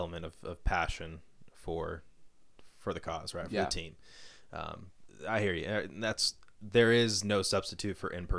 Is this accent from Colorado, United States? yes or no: yes; Colorado Springs, Colorado, United States; moved away; Yep, so I grew up in Colorado Springs